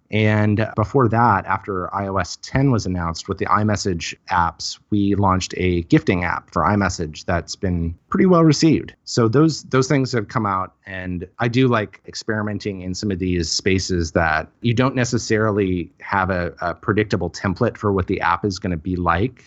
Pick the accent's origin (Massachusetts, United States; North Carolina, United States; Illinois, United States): Illinois, United States; Highland; moved away as an adult; also born or lived in Cape Girardeau, Missouri / Saint Louis, Missouri; now in Seattle, United States; I'm from Highland, Illinois. Grew up there